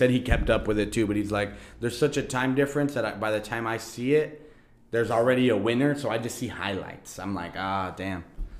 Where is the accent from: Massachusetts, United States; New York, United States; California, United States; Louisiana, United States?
California, United States; Oxnard; we grew up in Cali. Oxnard, California, to be exact.